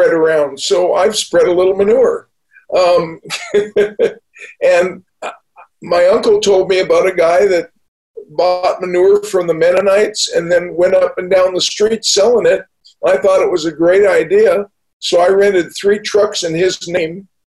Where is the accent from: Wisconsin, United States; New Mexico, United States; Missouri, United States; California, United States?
California, United States; Newport Beach; also born or lived in Winnipeg, Manitoba, Canada; I grew up in Newport Beach. I moved down from Winnipeg, Manitoba. And when I was 14, when I was 3 years old, my family moved